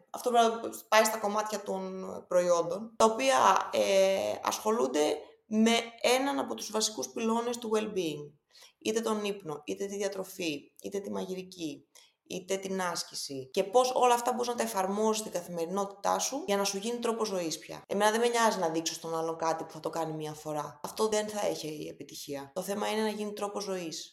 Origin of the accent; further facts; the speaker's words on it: Greece; also born or lived in Boston / New York / London; σαν Ελληνίδα που είχα την τύχη να μπορέσω να ζήσω τόσο πολύ στο εξωτερικό